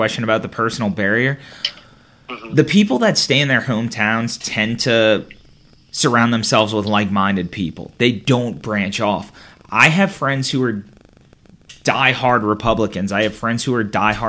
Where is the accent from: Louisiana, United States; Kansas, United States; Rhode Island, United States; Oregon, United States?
Louisiana, United States; St. Charles Parish; despite not moving from my hometown after college